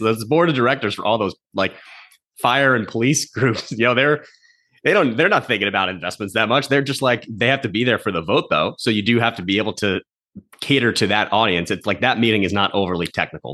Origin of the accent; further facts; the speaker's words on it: New Jersey, United States; now in Boston, United States; I'm from New Jersey, grew up in North Jersey. I'm a New York sports fan living in Boston